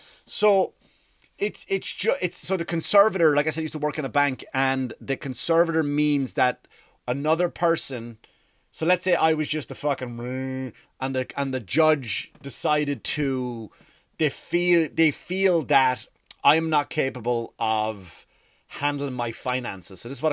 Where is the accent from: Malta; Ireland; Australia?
Ireland; accent: Irish; now in United States; Sometimes I go back into American because I've lived here for 15 years and I go back to Irish and it's not, and even the Irish people call me, that's not a fucking Irish accent.